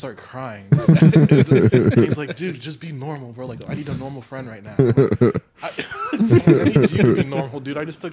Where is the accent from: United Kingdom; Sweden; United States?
United States; Miami, Florida; my hometown in Miami